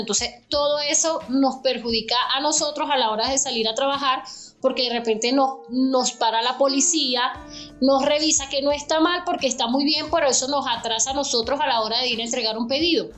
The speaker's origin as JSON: {"language": "Spanish", "country": "Venezuela", "moved": "as an adult", "lives_now": "Bogotá, Colombia", "said": "yo vengo de Venezuela"}